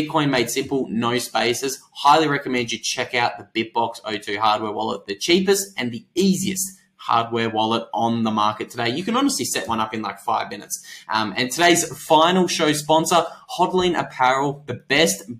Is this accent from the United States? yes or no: no; Australia; I'm Australian